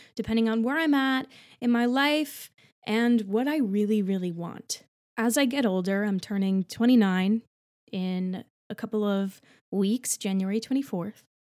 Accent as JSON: {"language": "English", "region": "New Jersey", "country": "United States", "moved": "as an adult", "lives_now": "New York City, United States", "said": "I'm from New Jersey"}